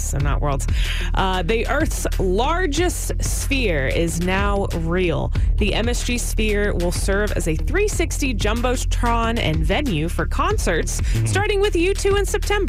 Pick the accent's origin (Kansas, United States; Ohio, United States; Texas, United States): Texas, United States; Galveston; I grew up around Galveston.